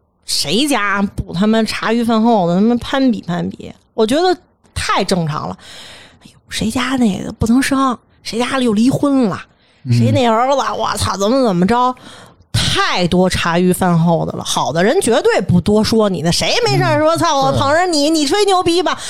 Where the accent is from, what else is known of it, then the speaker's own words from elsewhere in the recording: Beijing, China; 就是说，咱们北京人特别粗糙一句话